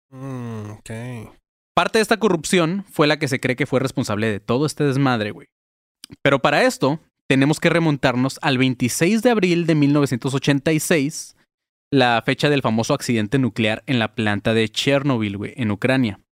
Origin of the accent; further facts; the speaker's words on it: Mexico; porque pues somos mexicanos y nos mama la tortilla, güey.